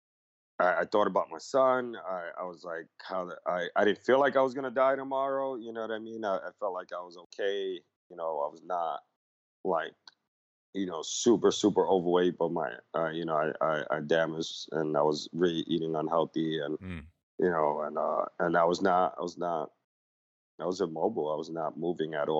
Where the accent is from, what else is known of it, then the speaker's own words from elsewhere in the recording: New York City, New York, United States; I grew up in the Lower East Side, 80s, 90s, when it was a very drug infested neighborhood